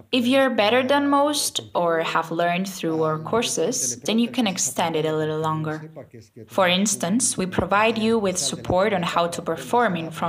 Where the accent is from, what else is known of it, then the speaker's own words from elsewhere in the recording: Triana, Andalusia, Spain; accent: Triana accent; English is a second language; I'm from Triana, so my natural accent is that of this region but I'm not using it now.